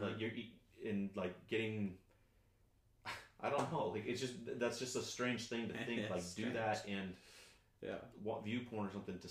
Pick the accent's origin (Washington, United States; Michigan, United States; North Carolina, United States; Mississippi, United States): Washington, United States; I'm from Washington.